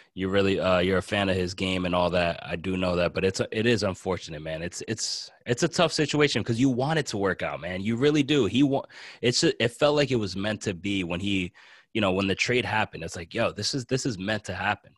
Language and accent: English; New Jersey, United States; I'm from New Jersey and I kinda live near, I'm in the New Jersey, New York area here.